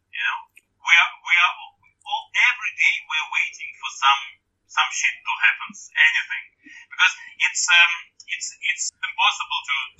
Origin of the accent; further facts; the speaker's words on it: Saint Petersburg, Russia; English is a second language; I'm from St. Petersburg